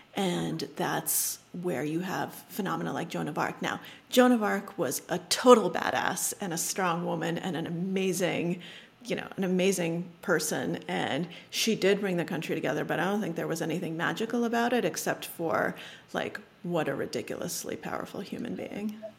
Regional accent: Boston suburbs, New England, Massachusetts, United States; English is a second language; I grew up in New England, um, in the Boston suburbs.

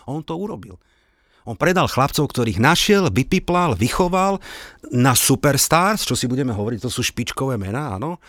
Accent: Slovakia; ja samozrejme som Slovák a nie som tam nejaký e, London boy

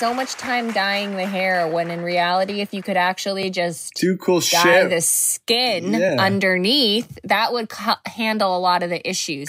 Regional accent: Massachusetts, United States

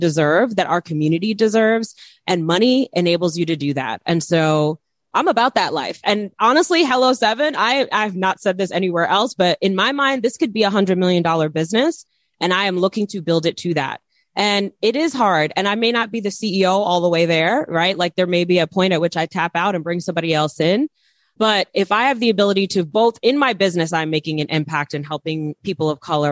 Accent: New York City, New York, United States; moved away as an adult; also born or lived in Bed-Stuy, Brooklyn / New Jersey; now in North Carolina, United States; I'm from Queens. I'm from Flushing, Queens.

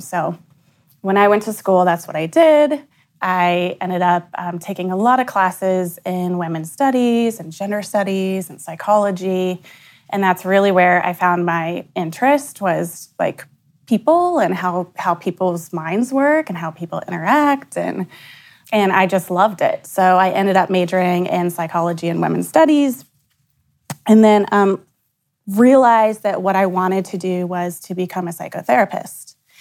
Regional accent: Bellefontaine, Ohio, United States; also born or lived in Columbus, Ohio; We're from Belle Fountain, which is about an hour northwest of here

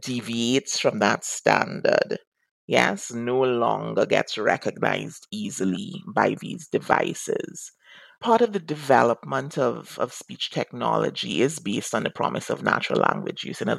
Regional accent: Trinidad & Tobago; first language English; moved away as an adult; now in United States; So I am a native speaker of English. It's my first and only language. I grew up in the Caribbean in Trinidad and Tobago.

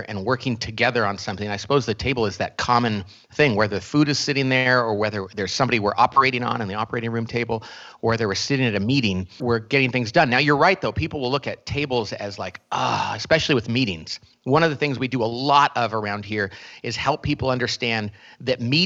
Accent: Bakersfield, California, United States; I grew up in a little part of Oklahoma called Bakersfield, California. So it's a town in California that is far more like Oklahoma

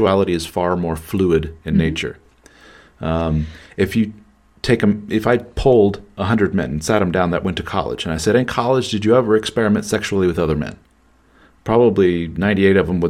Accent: Midwestern America, United States; the more puritanical Midwestern America that I grew up

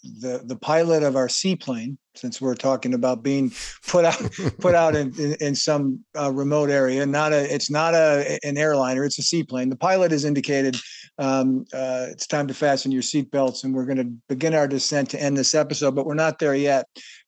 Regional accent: Midwest, United States; also born or lived in Wisconsin; I grew up in the Midwest as well, still live here in Wisconsin.

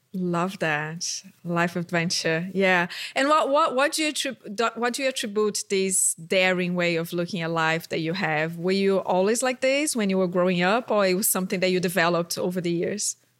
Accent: Brazil; moved away; my home country, Brazil.

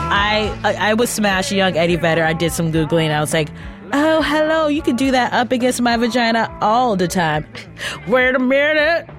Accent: Cleveland, Ohio, United States; I'm from Cleveland, so there's that like Midwest

